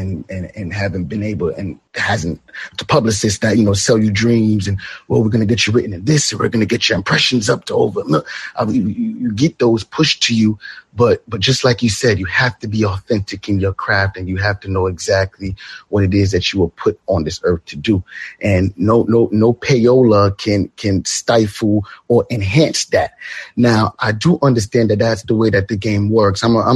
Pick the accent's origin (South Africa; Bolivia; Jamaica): Jamaica; now in Brooklyn, United States; I was born and raised in Jamaica.